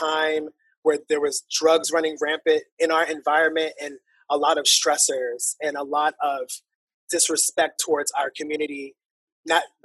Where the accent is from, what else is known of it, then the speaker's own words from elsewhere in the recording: New York City, New York, United States; I'm born and raised in Harlem